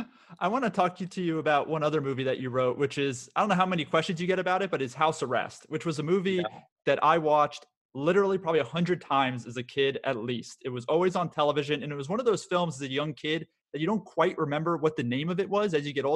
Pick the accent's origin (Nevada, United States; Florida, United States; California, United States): Florida, United States; also born or lived in San Diego; growing up in Florida and San Diego at the time, having the ability to make it snow in such a warm weather climate was definitely every kid's fantasy.